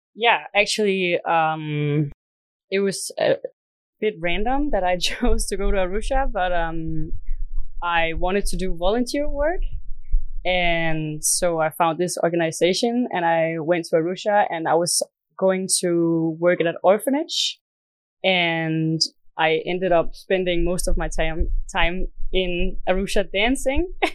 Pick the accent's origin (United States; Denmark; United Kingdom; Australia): Denmark; I'm from Denmark. Right now, I am in Dar es Salaam